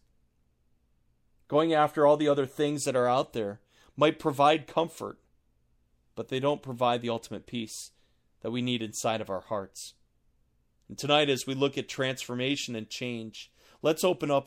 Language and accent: English; Buffalo, New York, United States; I was born outside of Buffalo, New York